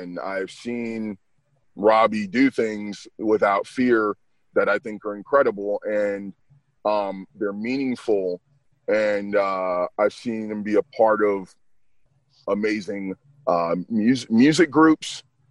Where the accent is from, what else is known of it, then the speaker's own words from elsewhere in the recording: the South, United States; I'm a Southerner with no accent